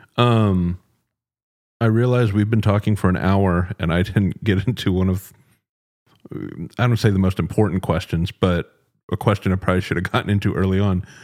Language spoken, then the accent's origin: English; Dallas, Texas, United States; moved away as an adult; now in Austin, United States; I'm originally from Dallas, um, moved to Austin nine-ish years ago